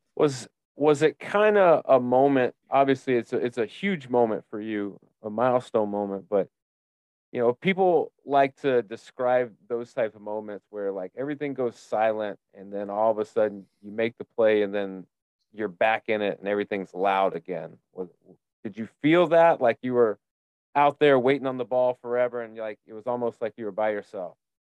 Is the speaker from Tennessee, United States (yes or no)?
yes; Memphis, Tennessee, United States; now in Tampa, United States; I live in Tampa now, but I'm from Memphis